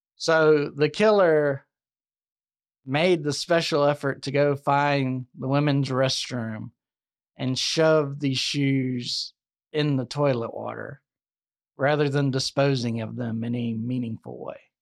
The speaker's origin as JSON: {"language": "English", "region": "the South", "country": "United States", "said": "I'm from the South"}